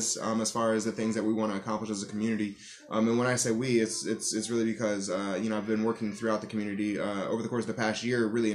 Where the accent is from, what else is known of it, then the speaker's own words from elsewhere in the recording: Erie County, New York, United States; also born or lived in Tonawanda / Buffalo / Amherst / Florida; I'm from Erie County. I've spent time in Buffalo, Amherst, Tonawanda.